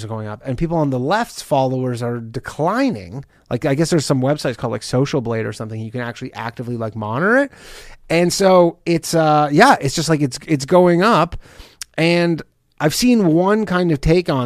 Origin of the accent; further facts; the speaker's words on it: Canada; I'm Canadian